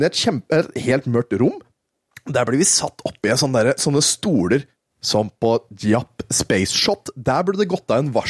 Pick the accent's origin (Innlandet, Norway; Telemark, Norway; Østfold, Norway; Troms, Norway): Østfold, Norway; vi er fra Østfold, vet du, så er det PES.